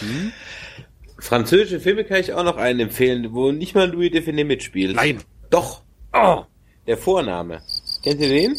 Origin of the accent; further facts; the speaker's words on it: Germany; so als Deutscher